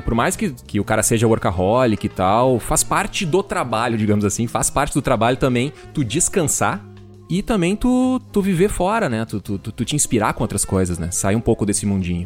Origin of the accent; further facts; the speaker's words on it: Venâncio Aires, Rio Grande do Sul, Brazil; also born or lived in Florianópolis; eu sou do interior do Rio Grande do Sul, de uma cidade que chama Venâncio Aires